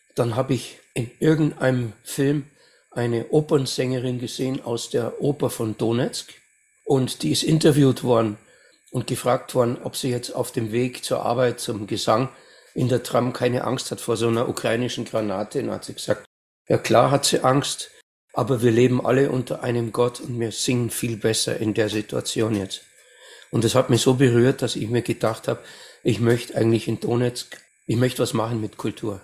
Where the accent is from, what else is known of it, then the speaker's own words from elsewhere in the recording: Amberg, Bavaria, Germany; also born or lived in Munich; Ich bin in Bayern in Amberg geboren, 1958.